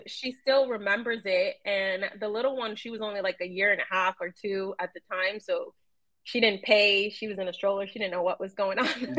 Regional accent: New York City, New York, United States; somebody I grew up with in New York City

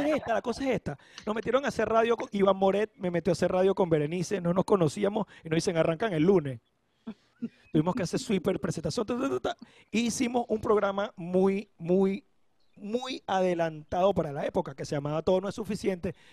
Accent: Caracas, Capital District, Venezuela; moved away as an adult; also born or lived in Turmero / Valencia / San Fernando de Apure / Maracay; now in Panama; soy de Caracas

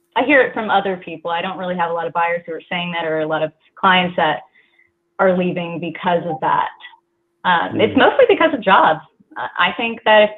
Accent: Silicon Valley, California, United States; moved away; I'm actually from the Silicon Valley

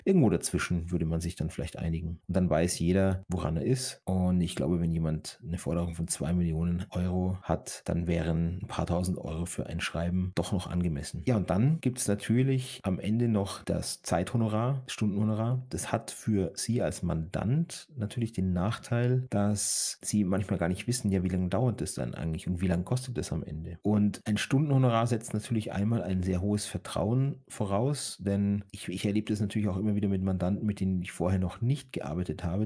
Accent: Germany; bei uns in Deutschland

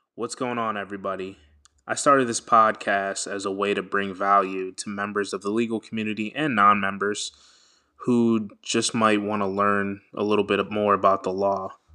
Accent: Washington, District of Columbia, United States; I am Nigerian American, born in Washington, D C.

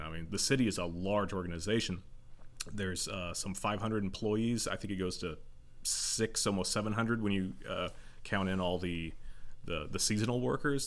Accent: Joplin, Missouri, United States; also born or lived in Carl Junction / Pittsburg, Kansas; I was born in Joplin at Oak Hill Hospital. Um, lived here the first fifteen years of my life

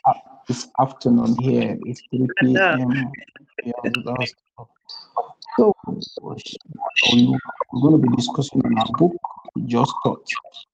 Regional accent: Nigeria; I'm from Nigeria

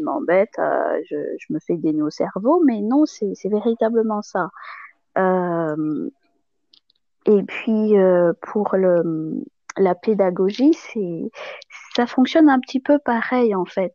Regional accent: Madagascar; moved away as an adult; now in Toulouse area, France; je suis née à Madagascar, j'ai grandi. je suis arrivée en France après le bac pour mes études supérieures.

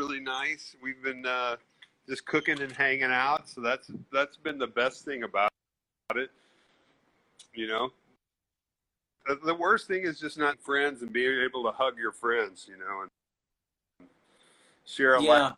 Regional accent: Memphis, Tennessee, United States; moved away as an adult; I'm from Memphis

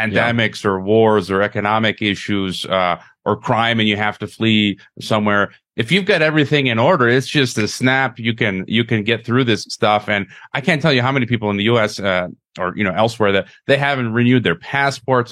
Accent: Chicago, Illinois, United States; moved away as an adult; now in Mexico; my hometown of Chicago

